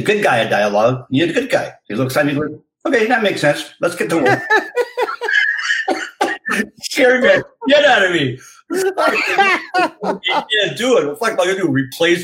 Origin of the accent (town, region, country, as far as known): Canada; moved away